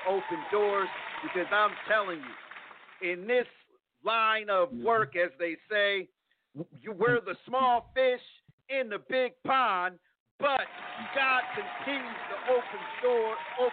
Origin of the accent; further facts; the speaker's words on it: Plainfield, New Jersey, United States; now in Texas, United States; my hometown of Plainfield, New Jersey